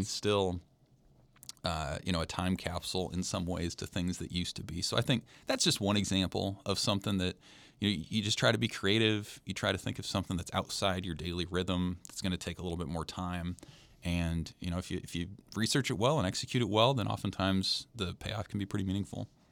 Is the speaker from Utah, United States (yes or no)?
no; Lincoln, Nebraska, United States; I'm from Lincoln, grew up, went to Lincoln Southeast